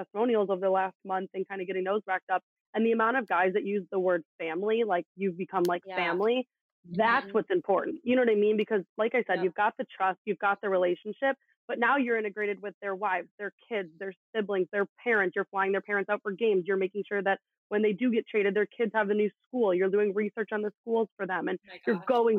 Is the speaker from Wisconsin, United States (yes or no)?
no; Chicago, Illinois, United States; growing up in Chicago